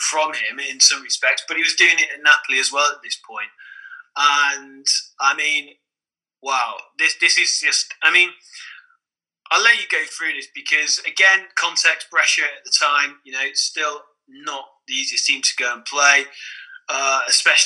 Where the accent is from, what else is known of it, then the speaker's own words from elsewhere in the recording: England, United Kingdom; as an Englishman